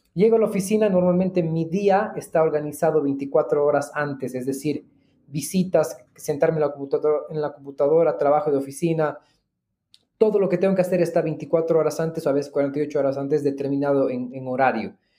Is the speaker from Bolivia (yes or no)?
yes; Bolivia; Yo soy agente inmobiliario hace más de tres años en Bolivia